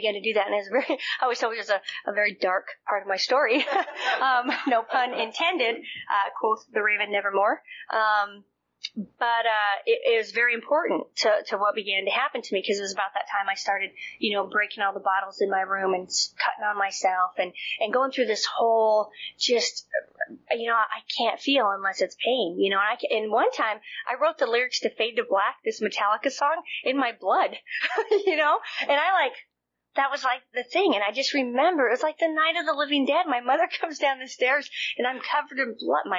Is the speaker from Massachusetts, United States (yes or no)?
no; Montana, United States; I'm from Montana